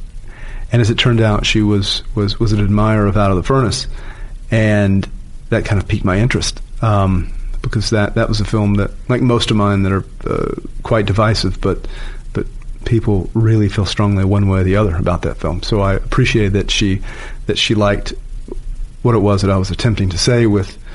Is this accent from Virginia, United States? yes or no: yes; Virginia, United States; Charlottesville, my home state